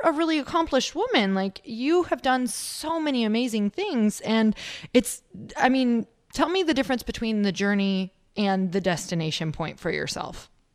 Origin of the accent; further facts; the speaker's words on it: Midwest, United States; I'm from the Midwest